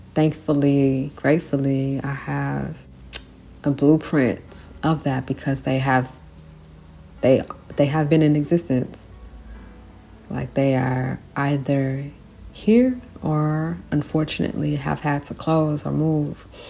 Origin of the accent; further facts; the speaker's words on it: San Francisco, California, United States; i grew up in san francisco